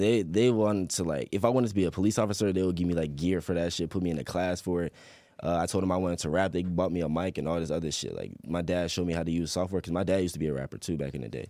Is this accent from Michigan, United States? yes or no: no; Chesapeake, Virginia, United States; also born or lived in Portsmouth, Virginia; I was born in Portsmouth, but I was raised, raised in Chesapeake